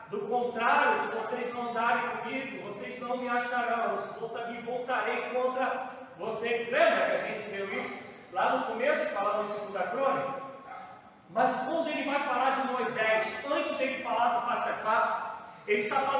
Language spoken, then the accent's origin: Portuguese; Campo Grande, Mato Grosso do Sul, Brazil; eu sou nascido e criado em Campo Grande